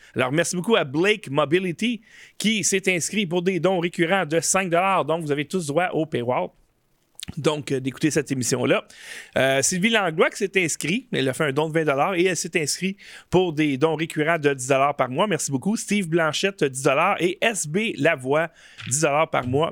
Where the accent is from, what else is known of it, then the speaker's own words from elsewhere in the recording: Canada; je suis un vrai Canadien. Chers amis, en fait, euh, citoyen canadien